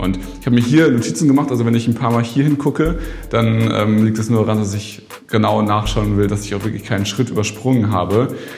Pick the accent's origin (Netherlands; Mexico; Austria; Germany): Germany; a village between Hamburg and Bremen, Lower Saxony; now in Berlin, Germany; Jetzt bin ich ja in Berlin hier, aber ich komme eigentlich aus dem Dorf zwischen Hamburg und Bremen